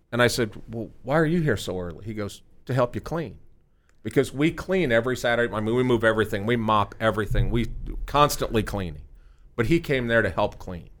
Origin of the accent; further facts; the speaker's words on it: Omaha, Nebraska, United States; now in Frisco, United States; we're from Omaha